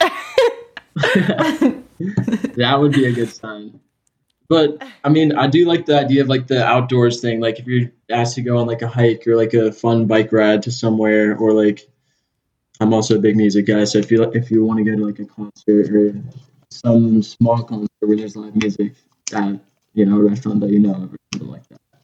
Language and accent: English; Manhattan Beach, California, United States; accent: California accent; moved away as an adult; now in Auburn, United States; growing up in Southern California